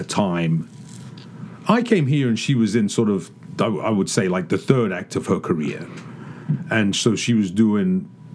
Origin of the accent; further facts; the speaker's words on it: United Kingdom; as a Brit